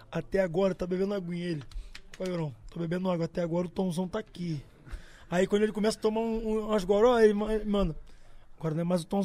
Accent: Campo Grande, Mato Grosso do Sul, Brazil; Campo Grande, mano.

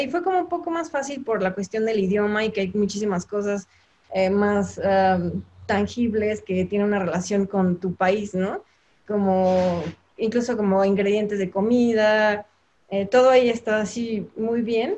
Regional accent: Guanajuato, Mexico; moved away as an adult; also born or lived in Mexico City; now in Hong Kong; Soy de Guanajuato. Bueno, nací en el Distrito Federal, pero crecí y estudié en Guanajuato

